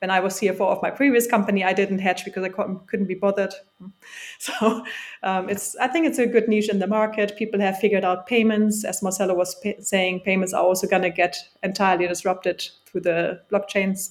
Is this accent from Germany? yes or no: yes; Germany; moved away as an adult; now in London, United Kingdom; growing up in Germany, going to state school, state uni